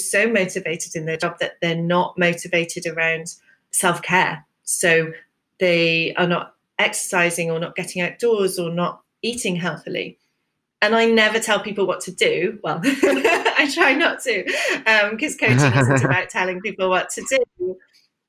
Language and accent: English; United Kingdom; traditionally British, you know, as so many of us are